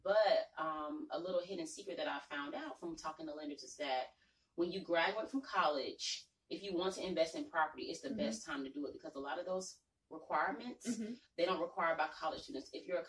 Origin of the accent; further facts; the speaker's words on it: Atlanta, Georgia, United States; But growing up in Atlanta, this is not old Atlanta.